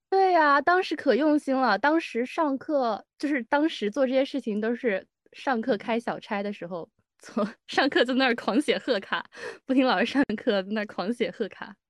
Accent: Hunan, China; moved away; 我家乡那边的美食

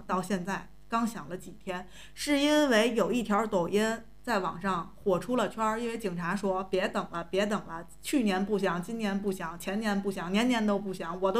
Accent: Tianjin, China; 咱们天津人着急这件事儿

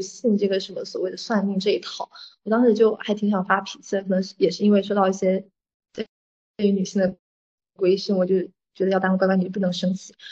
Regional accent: Fujian, China; 我是闽南人

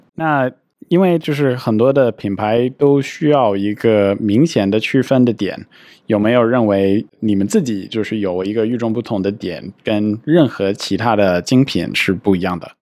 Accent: United States; moved away; 我自己小时候在美国长大

